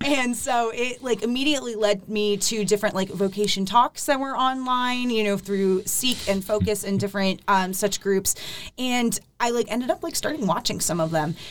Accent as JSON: {"language": "English", "town": "Akron", "region": "Ohio", "country": "United States", "tie": "born or raised there", "moved": "as an adult", "lives_now": "Nashville, United States", "said": "my hometown is. Akron, which is close to Cleveland."}